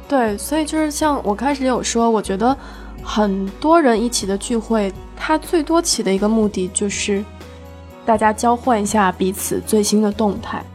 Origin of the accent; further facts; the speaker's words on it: Shenzhen, Guangdong, China; also born or lived in Hunan; 我是很小的时候就跟着我爸妈去了深圳，大概三岁的时候，我老家在湖南嘛